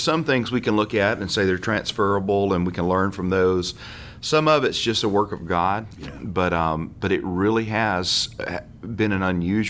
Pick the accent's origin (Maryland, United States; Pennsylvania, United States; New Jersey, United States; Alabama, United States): Alabama, United States; North; moved away as an adult; now in Florida, United States; I was born and raised in North Alabama. Pastored there for 9 years prior to coming to Florida.